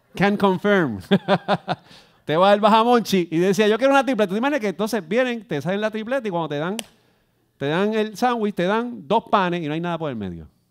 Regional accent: Puerto Rico; Yo soy aquí de las Lomas

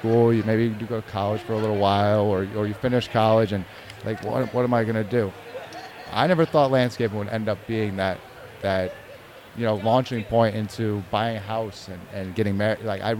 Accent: Lebanon, Connecticut, United States; I'm personally from Lebanon.

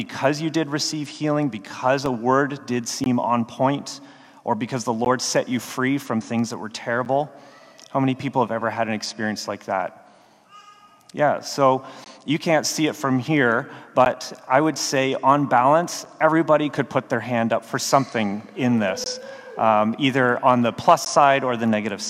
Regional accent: Canada; moved away as an adult; also born or lived in Baltimore; I'm Canadian. If any of you have ever seen a TV show called Letterkenny or are willing to admit you have, that'll give you a sense of who I went to high school

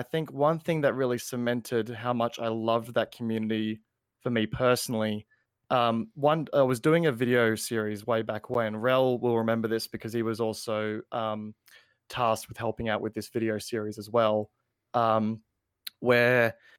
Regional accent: Australia; And I'm Australian

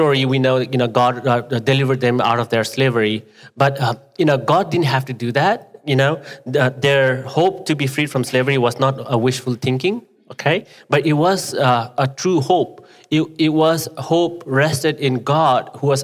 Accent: Nepal; English is a second language; now in United States

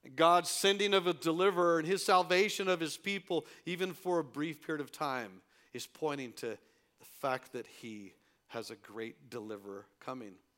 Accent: El Paso, Texas, United States; here in my hometown

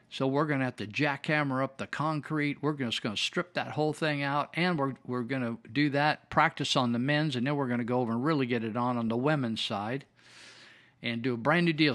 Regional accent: Marysville, United States; I was raised in Marysville where we had the Marysville Indians.

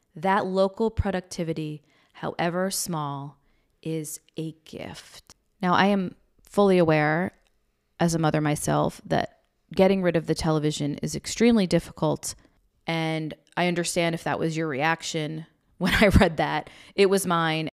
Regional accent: United States; We grew up right outside New York City, in a suburb outside New York City

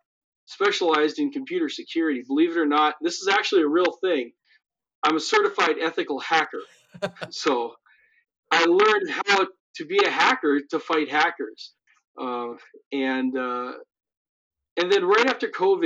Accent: Missoula, Montana, United States; moved away as an adult; now in South Dakota, United States; I grew up in the mountains of Montana, in Missoula

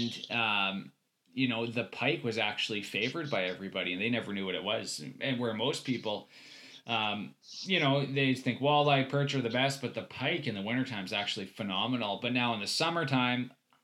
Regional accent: Saskatchewan, Canada; now in Slave Lake, Canada; I grew up in Saskatchewan

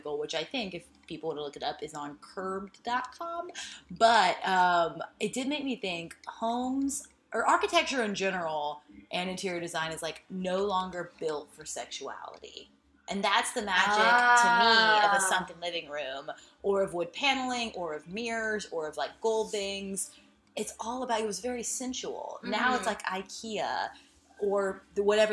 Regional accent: South Texas, United States; where I grew up in South Texas.

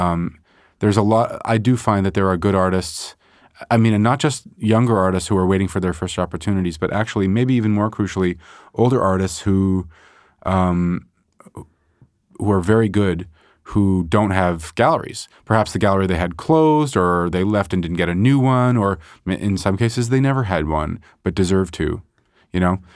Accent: Montreal, Quebec, Canada; also born or lived in Chicago; I mostly grew up in Montreal

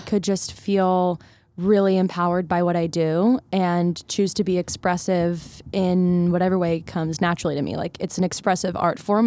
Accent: Philadelphia, Pennsylvania, United States; I grew up in Philadelphia, in the suburbs

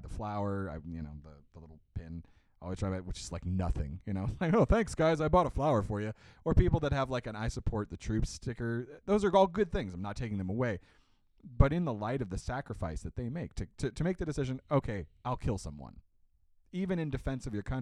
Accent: United States; As a U.S. citizen

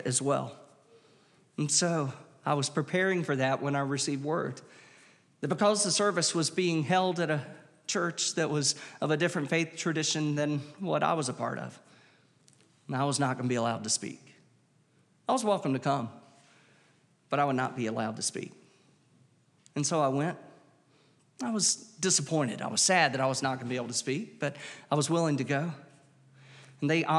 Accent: Wilmington, United States; growing up in Wilmington at that time

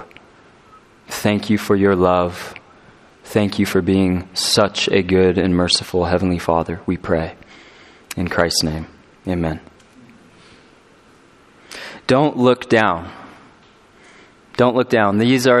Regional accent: California, United States; now in Colorado, United States; I'm from California, and us Californians, as we've been making the exodus into Colorado

